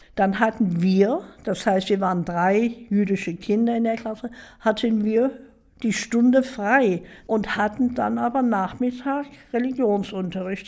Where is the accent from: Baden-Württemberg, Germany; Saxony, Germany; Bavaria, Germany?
Saxony, Germany; Dresden; Ja, ich bin in Dresden geboren